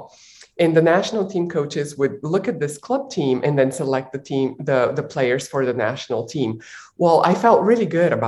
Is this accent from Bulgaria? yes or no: yes; Bulgaria; I was born in Bulgaria while it was still a communist country.